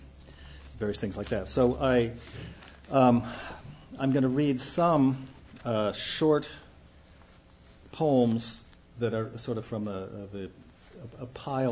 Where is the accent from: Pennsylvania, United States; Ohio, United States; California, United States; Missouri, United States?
Ohio, United States; Youngstown; moved away; I'm from Youngstown, Ohio